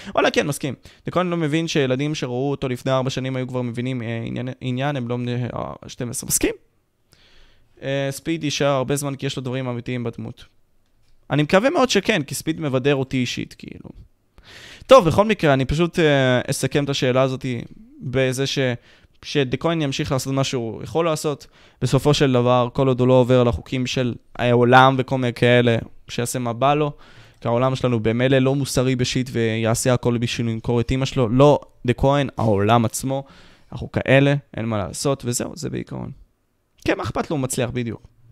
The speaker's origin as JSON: {"language": "Hebrew", "town": "Ashkelon", "region": "Southern District", "country": "Israel", "said": "אני מאשקלון"}